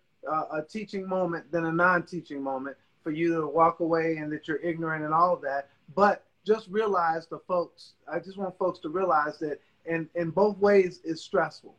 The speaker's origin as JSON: {"language": "English", "country": "United States", "tie": "born or raised there", "said": "I've grown up here. I am an American"}